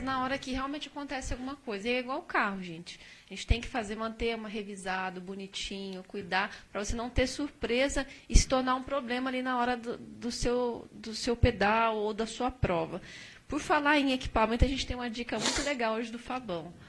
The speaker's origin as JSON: {"language": "Portuguese", "country": "Brazil"}